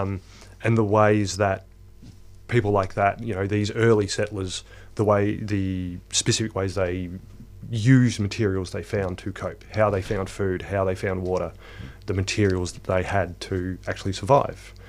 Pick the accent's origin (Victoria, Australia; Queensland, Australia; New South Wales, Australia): Victoria, Australia; small country town in central; moved away; it's also my hometown